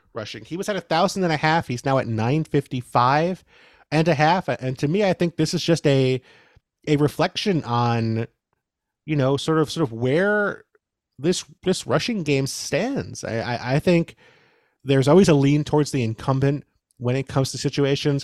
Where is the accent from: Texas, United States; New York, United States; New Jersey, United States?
New York, United States; New York City; I grew up in New York City